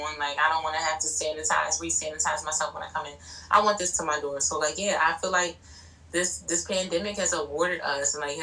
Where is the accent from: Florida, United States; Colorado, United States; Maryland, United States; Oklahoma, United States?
Maryland, United States; Baltimore; I'm from Baltimore